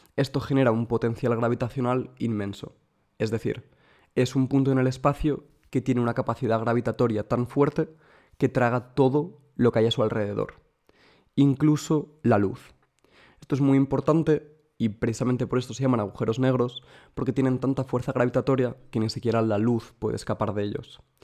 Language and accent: Spanish; Madrid, Community of Madrid, Spain; now in Munich, Germany; yo soy de Madrid, pero vivo en Múnich.